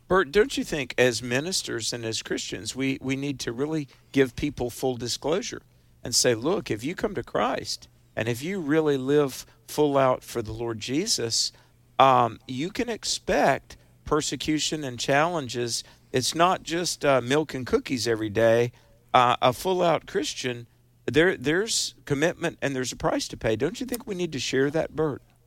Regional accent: United States; as an American

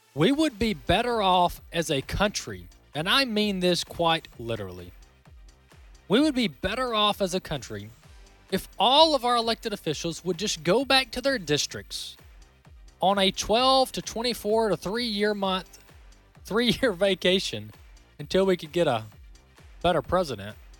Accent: Mississippi, United States; my home state of Mississippi

